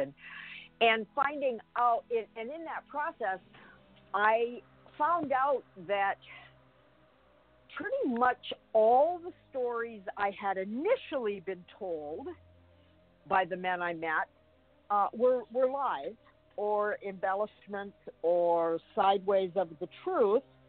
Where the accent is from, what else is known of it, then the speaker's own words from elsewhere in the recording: Canada; I was born and raised in Canada